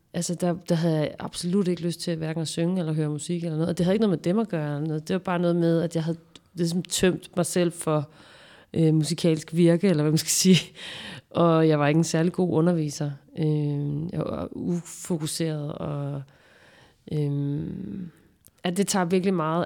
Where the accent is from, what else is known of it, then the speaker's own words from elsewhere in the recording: Nyborg, Southern Denmark, Denmark; det her kollektive miljø, som jeg voksede op i i Nyborg